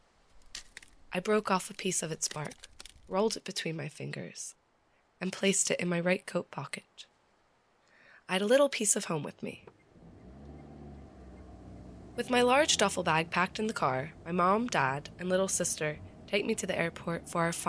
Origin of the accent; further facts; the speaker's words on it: Philadelphia, Pennsylvania, United States; moved away as an adult; also born or lived in Paris, France; my hometown of Philadelphia